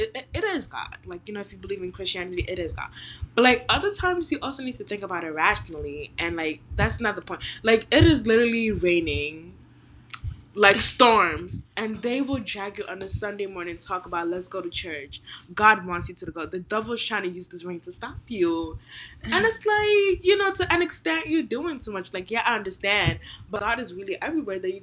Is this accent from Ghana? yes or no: yes; Ghana; I'm Ghanaian